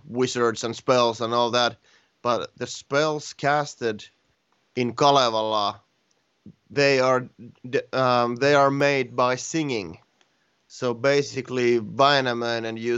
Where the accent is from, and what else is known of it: Finland; born or raised there